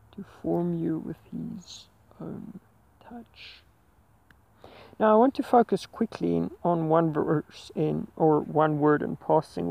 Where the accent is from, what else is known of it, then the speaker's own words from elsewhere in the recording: Heidelberg, Gauteng, South Africa; Driven back to my hometown, Heidelberg